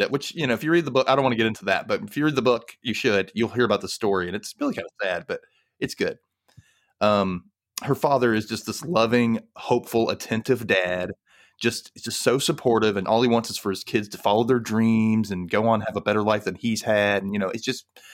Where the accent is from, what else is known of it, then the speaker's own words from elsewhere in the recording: Mississippi, United States; I grew up in Mississippi, a gay kid in Mississippi.